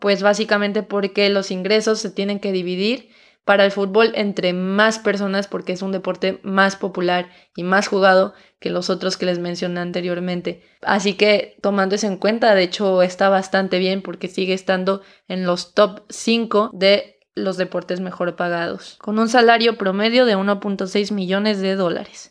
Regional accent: Mexico; si eres mexicano como yo

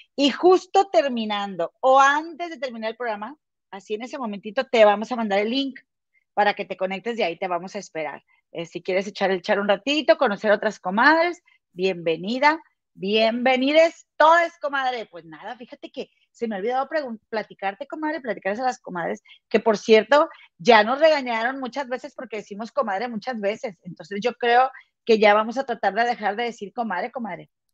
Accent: Monterrey, Nuevo León, Mexico; moved away; somos de Monterrey

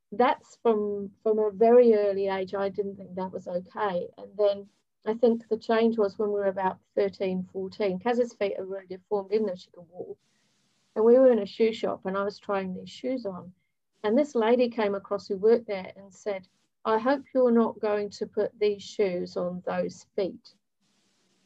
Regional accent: Hemel Hempstead, East of England, United Kingdom; moved away as an adult; also born or lived in Ealing / Bournemouth; now in New Zealand; I was born in Ealing, grew up in Hemel Hempstead, which is just outside of London.

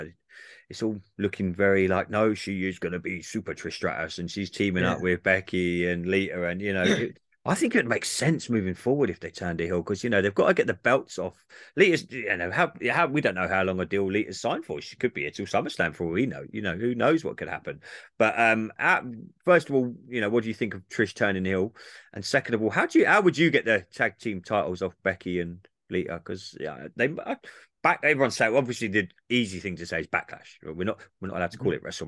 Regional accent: England, United Kingdom; I'm English

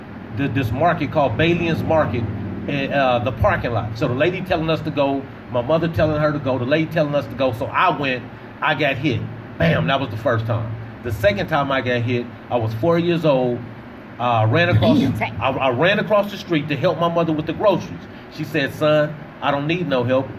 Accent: Los Angeles, California, United States; I grew up on the west side of L.A. off of Adams and Hauser

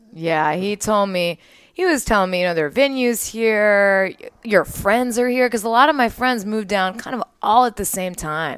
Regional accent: Waco, Texas, United States; I grew up in Waco

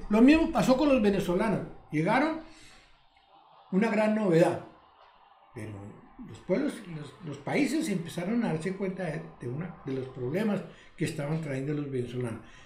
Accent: Bogotá, Colombia; Yo soy bogotano.

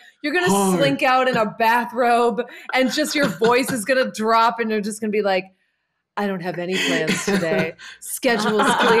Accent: Boston, Massachusetts, United States; now in Los Angeles, United States; I'm from Boston

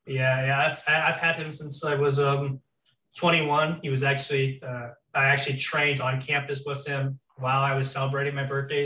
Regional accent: Florida, United States; I grew up in Florida pretty much my entire life

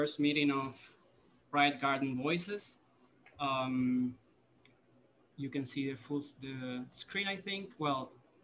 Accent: Buenos Aires, Argentina; I'm from Argentina, Buenos Aires. Being from Buenos Aires, I've always been exposed to the big Armenian community that we have here in Buenos Aires

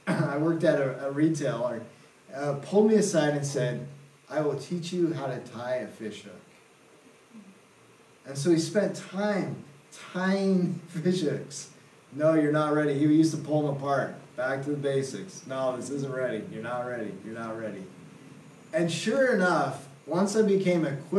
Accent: Seattle, Washington, United States; moved away as an adult; also born or lived in Southern Oregon / India; I'm originally from Seattle area, city slicker

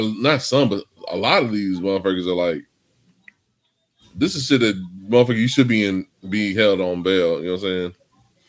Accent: California, United States; I'm from California

